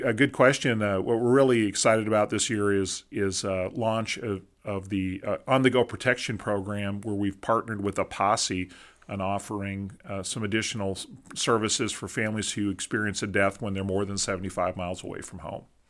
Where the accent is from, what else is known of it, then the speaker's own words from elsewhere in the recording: Minnesota, United States; now in Abilene, United States; in our friends in the north where I grew up in Minnesota